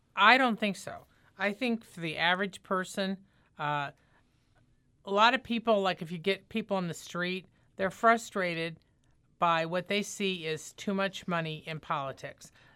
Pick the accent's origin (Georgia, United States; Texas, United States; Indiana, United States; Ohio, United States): Indiana, United States; now in St. Louis, United States; I'm from Indiana